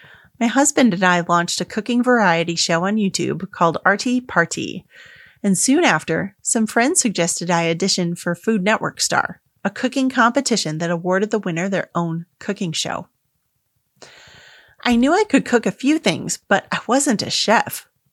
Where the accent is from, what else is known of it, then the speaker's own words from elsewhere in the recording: Dubai, United Arab Emirates; I'm a dyed-in-the-wool third culture kid. I'm Indian, grew up in Dubai, but attended a British-run school.